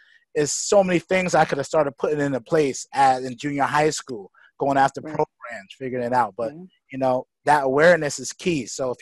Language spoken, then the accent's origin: English; New York City, New York, United States; growing up in Bed-Stuy, Brooklyn, New York.